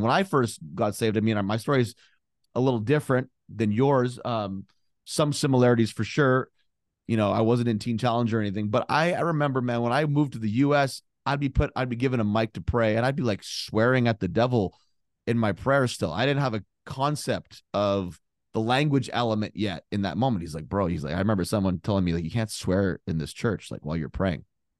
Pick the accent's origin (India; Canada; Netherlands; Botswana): Canada; now in United States; Like I came from Canada. So very liberal.